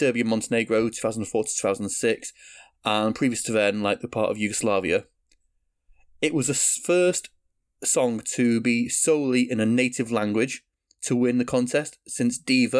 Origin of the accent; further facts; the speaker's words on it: United Kingdom; As a Brit who sort of grew up in the 90s